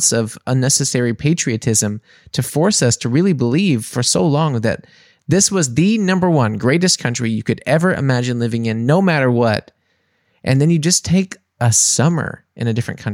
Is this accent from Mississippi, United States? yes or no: yes; Mississippi, United States; moved away as an adult; also born or lived in New Orleans; now in Germany; I was also from Mississippi